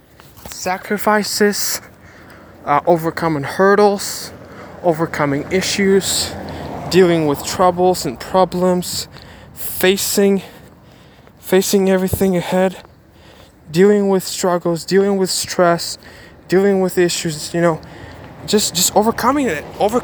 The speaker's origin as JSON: {"language": "English", "country": "Ukraine", "said": "I'm from Ukraine"}